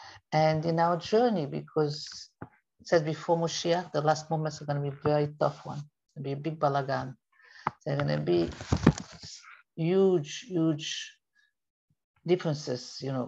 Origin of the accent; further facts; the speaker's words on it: France; Personally … I came from France and I was very shy.